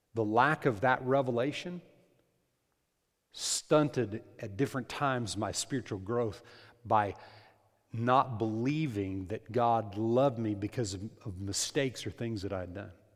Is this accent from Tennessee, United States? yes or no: no; New Mexico, United States; moved away; In New Mexico, in the Rio Grande Valley there